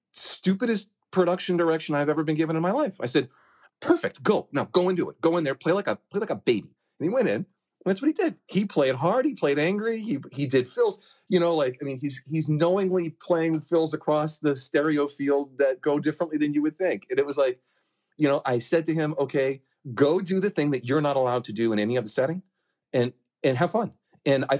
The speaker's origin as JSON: {"language": "English", "town": "Hampton", "region": "New Hampshire", "country": "United States", "tie": "born or raised there", "said": "my hometown beach called Hampton Beach"}